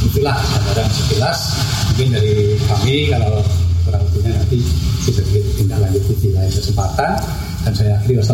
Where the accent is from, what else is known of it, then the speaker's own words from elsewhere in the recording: Java, Indonesia; moved away as an adult; now in Samarinda, Indonesia; kami cuti ke Jawa satu bulan dan saya melihat di kampung saya itu kok bersih.